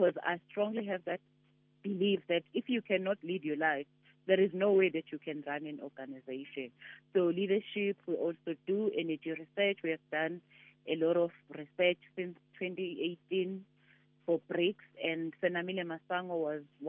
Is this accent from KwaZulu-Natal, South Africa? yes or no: yes; KwaZulu-Natal, South Africa; I'm originally from Kwanongoma in Kwazulu-Natal, and Kwanongoma is known as one of the deepest, you know, rural areas.